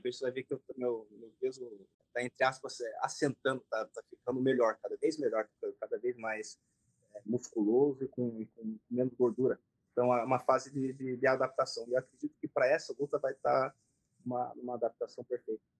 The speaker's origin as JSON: {"language": "Portuguese", "country": "Brazil", "tie": "born or raised there", "also_born_or_lived": "Japan", "said": "Então, eu, na verdade, nasci no Japão, né? Como o pessoal sabe, vim para cá dos três para quatro anos para o Brasil"}